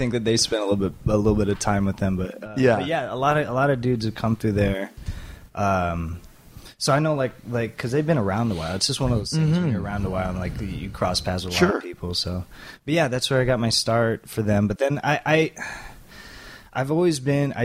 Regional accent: Southern California, United States; I grew up in Southern California

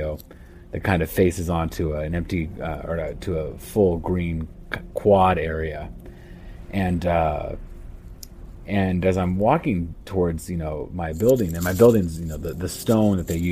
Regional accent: United States; moved away as an adult; now in Amman, Jordan; I'm American, but I moved out here about 4 years ago to teach at a boarding school out here in Jordan

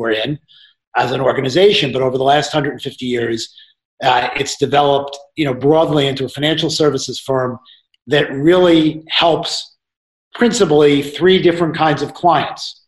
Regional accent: Hartsdale, New York, United States; I grew up in Westchester. I went to Edgemont High School, and I lived in Hartsdale, New York.

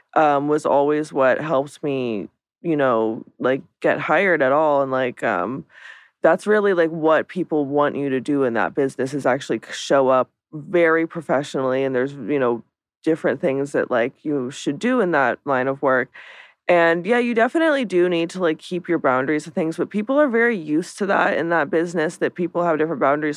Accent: Lancaster, Pennsylvania, United States; now in Los Angeles, United States; I am from Lancaster, Pennsylvania, which is the Amish capital of the world

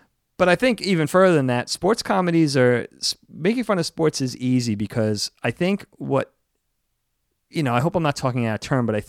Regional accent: East Coast, United States; Especially growing up on the East Coast, New York, Jersey.

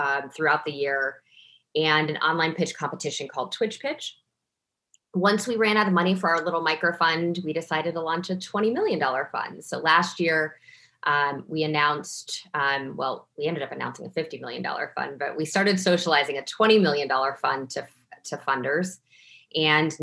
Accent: Toledo, Ohio, United States; moved away as an adult; also born or lived in Cincinnati, Ohio; I'm originally from Toledo, Ohio.

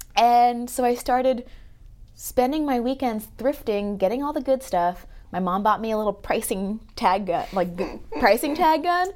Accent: Los Angeles, California, United States; I grew up in Los Angeles where it's a pretty big melting pot.

